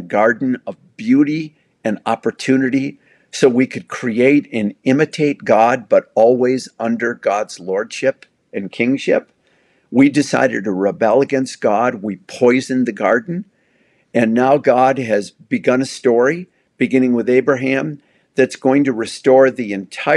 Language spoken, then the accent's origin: English; United States; I'm white. I'm male. I'm American